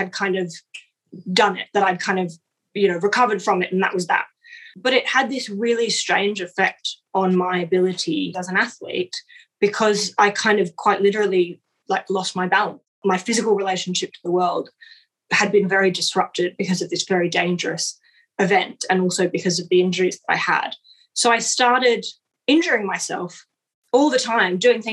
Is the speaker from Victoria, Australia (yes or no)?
no; Sydney, New South Wales, Australia; moved away; I grew up in Sydney and most of my best friends are there